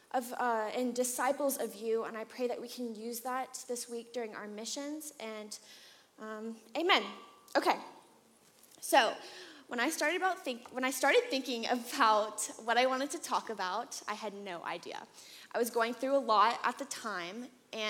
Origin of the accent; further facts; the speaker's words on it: Atlanta, Georgia, United States; I grew up here in Atlanta for the most part